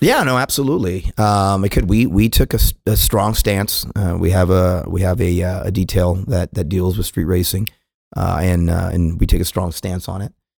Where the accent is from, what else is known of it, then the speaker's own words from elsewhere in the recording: California, United States; moved away as an adult; now in Dallas, United States; I go out from California